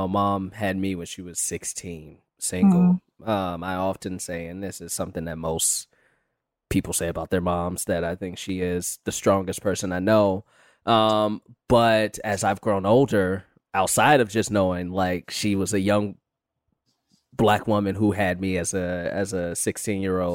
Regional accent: Chicago, Illinois, United States; moved away as an adult; now in Los Angeles, United States; I'm from Chicago and I moved out here to LA about 8 years ago.

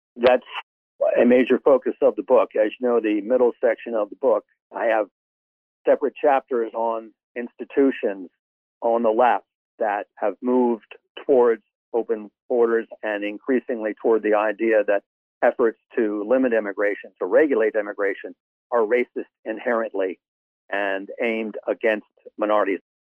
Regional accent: Maryland, United States; moved away as an adult; also born or lived in Arizona / Hermosillo, Mexico; growing up in Maryland and going to college at Notre Dame

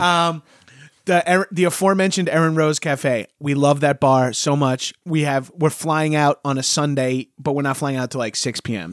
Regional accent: Long Island, New York, United States; growing up in New York and Long Island

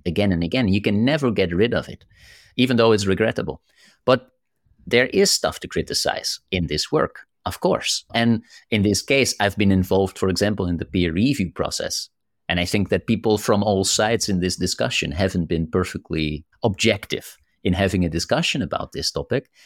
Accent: Netherlands; I'm from the Netherlands, we are so direct

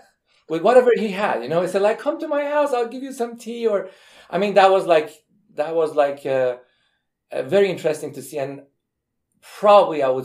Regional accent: Iran; moved away as an adult; now in United States; I am from Iran

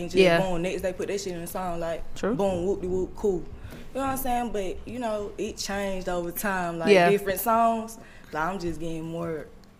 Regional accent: Decatur, Georgia, United States; I mean, you can hear it in my tone, so you know I'm really raised in Atlanta.

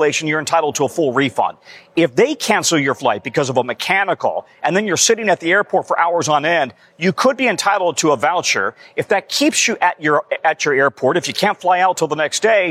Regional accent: Denver, Colorado, United States; living on the south side of Denver, for example, my hometown

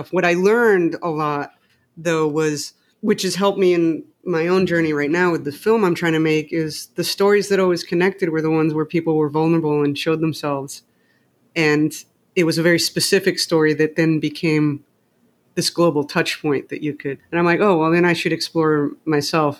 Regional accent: Mexico City, Mexico; moved away; I grew up in Mexico City

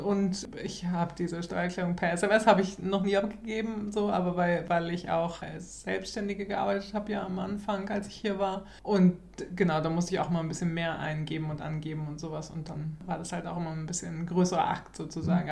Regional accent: Germany; now in Sweden; wir als Deutsche

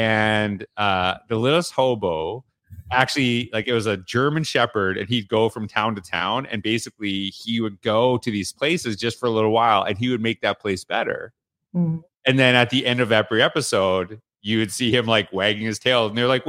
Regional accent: Canada; So you know I'm from Canada.

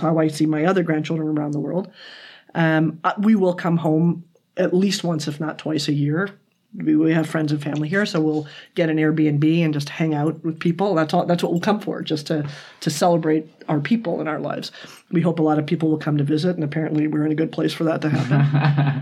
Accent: United States; now in Toronto, Canada; I'm American

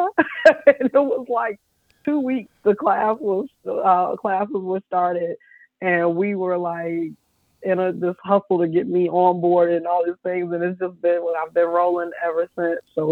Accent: Chicago, Illinois, United States; now in Nashville, United States; I'm originally from Chicago

